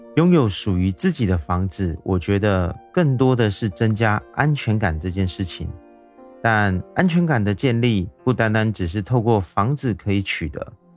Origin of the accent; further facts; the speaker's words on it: Taiwan; 我是一位来自台湾的小哥哥